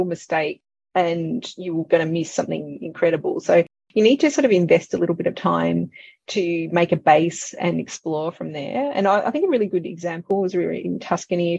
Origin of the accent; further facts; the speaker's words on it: Yarra Valley, Victoria, Australia; now in Melbourne, Australia; I was always growing up around the Yarra Valley